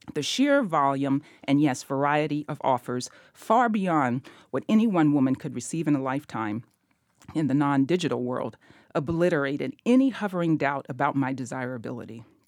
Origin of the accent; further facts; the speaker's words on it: Memphis, Tennessee, United States; growing up in Memphis